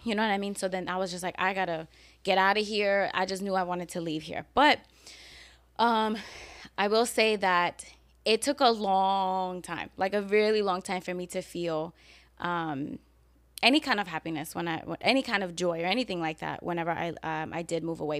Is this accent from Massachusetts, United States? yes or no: no; New York City, New York, United States; now in Florida, United States; growing up in New York and growing up in the hood